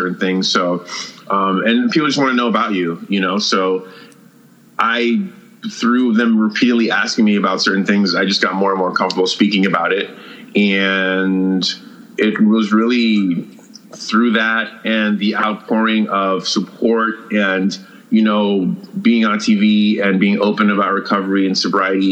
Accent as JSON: {"language": "English", "town": "New York City", "region": "New York", "country": "United States", "tie": "born or raised there", "said": "I grew up in New York City in the 80s and 90s"}